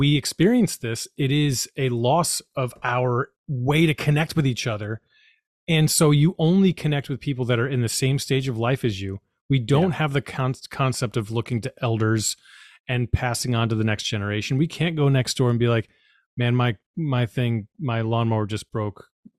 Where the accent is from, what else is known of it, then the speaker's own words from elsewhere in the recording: Boston, Massachusetts, United States; I will say that I experienced that growing up in the Boston area.